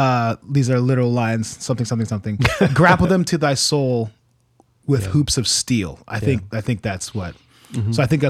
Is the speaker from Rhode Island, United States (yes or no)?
no; Norwalk, Ohio, United States; moved away as an adult; also born or lived in Illinois; I grew up in Norwalk, Ohio